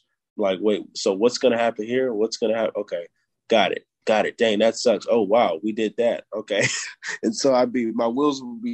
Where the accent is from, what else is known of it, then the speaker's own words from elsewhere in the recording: California, United States; moved away; I'm from California